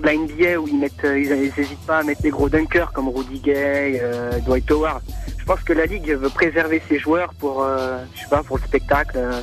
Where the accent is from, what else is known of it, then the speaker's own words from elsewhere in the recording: La Séguinière, Pays de la Loire, France; moved away as an adult; now in Nantes, France; j'ai fait 12, euh, années à la Séguinière